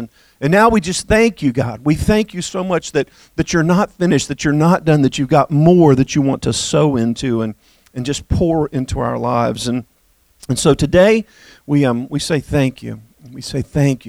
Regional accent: United States; also born or lived in Bahamas; I am proud to be an American.

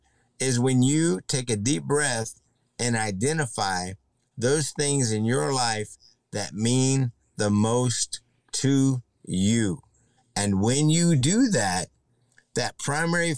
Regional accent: Mid-Cities area of Texas, United States; also born or lived in Luke Air Force Base, Arizona / Laredo, Texas; I was born in Arizona on Luke Air Force Base in 1967. My father served in Nam for about 5 years. Honorable discharge came as a staff sergeant in the Air Force, and we moved from Arizona to Laredo and into the Mid-Cities area of Texas

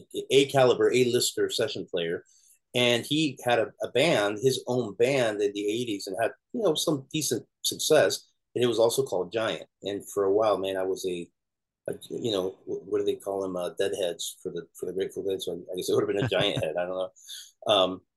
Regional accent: Miami, Florida, United States; I'm growing up in Miami

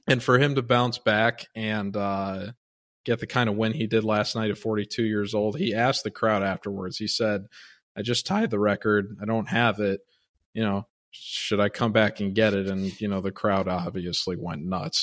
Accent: Chicago, Illinois, United States; now in Miami, United States; I grew up in Chicago

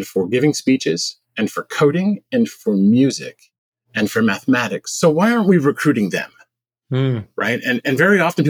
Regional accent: Montreal, Quebec, Canada; also born or lived in Massachusetts / Silicon Valley; now in United States; I was originally Canadian. So I was born in Montreal.

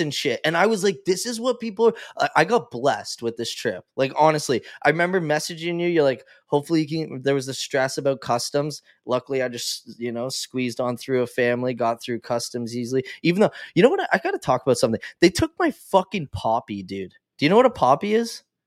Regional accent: Canada; as a Canadian, like, I'm a very proud Canadian

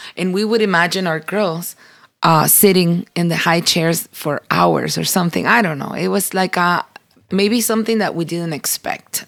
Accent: Cuba; moved away; We grew up in Cuba and we grew up in church

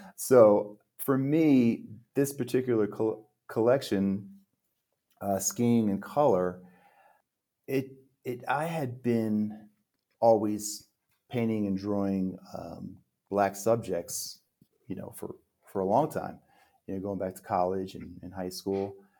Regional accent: central New Jersey, United States; moved away as an adult; also born or lived in Manhattan, New York City / Queens, New York City / New York metropolitan area / Park City, Utah; now in Mexico; born in Manhattan, I was raised in Queens, so I was about five, and then we moved to central New Jersey. So we moved to a real suburban area there

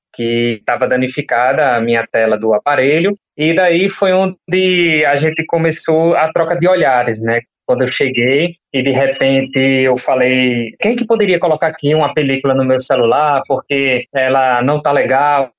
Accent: João Pessoa, Paraíba, Brazil; eu sou daqui de João Pessoa

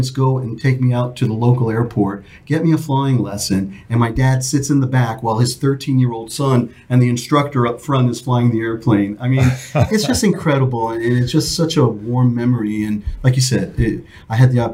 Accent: New York, United States; I'm a born and raised New Yorker.

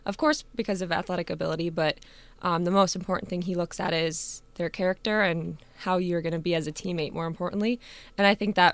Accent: Erie, Illinois, United States; I accepted a second grade teaching position in my hometown in Erie, Illinois

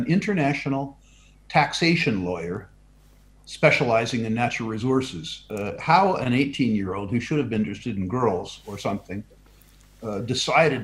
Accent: San Jose, California, United States; moved away as an adult; also born or lived in Vancouver, British Columbia; I was born and brought up in San Jose, California, the heart of Silicon Valley

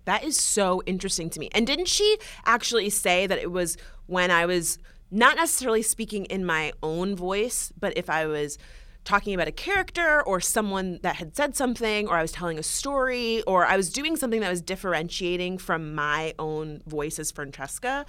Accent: West Palm Beach, Florida, United States; I grew up Um, in the suburbs, I'm from West Palm Beach, Florida

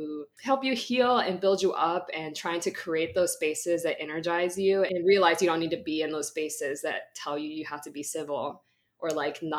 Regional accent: California, United States; I'm from California

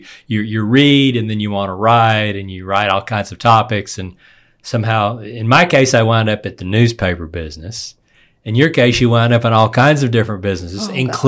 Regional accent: East Texas, United States; accent: East Texas Nasal Twang; I'm this week's host … with the East Texas Nasal Twang

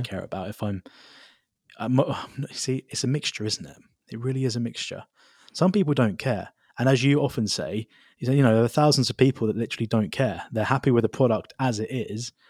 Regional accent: United Kingdom; moved away; I am a British citizen

